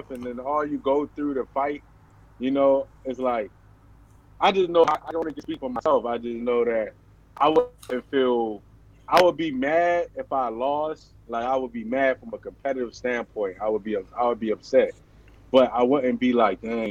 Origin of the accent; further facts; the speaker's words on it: Baltimore, Maryland, United States; growing up in Baltimore